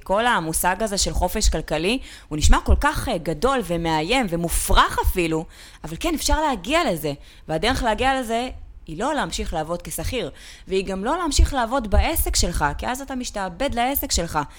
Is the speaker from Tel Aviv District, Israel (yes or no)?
yes; Ramat Gan, Tel Aviv District, Israel; נולדתי בפאקינג רמת עמידר ברמת גן